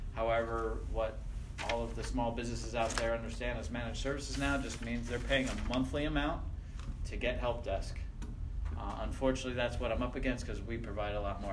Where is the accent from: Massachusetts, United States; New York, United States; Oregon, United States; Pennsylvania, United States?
Pennsylvania, United States; north of Lancaster; moved away; I was born in Pennsylvania. I'm a Pennsylvania Dutchie.